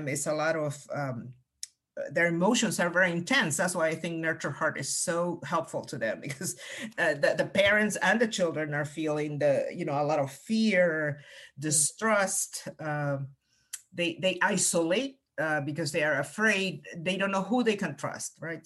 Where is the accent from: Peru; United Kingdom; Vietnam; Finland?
Peru; first language Spanish; English is a second language; moved away as an adult; also born or lived in Cayman County, United States; now in United States; I came to the U.S. as a college student. So I was, you know, I had already significant relationships with my family and a lot of closeness with my family. That I am originally from Peru, so I came here to go to college.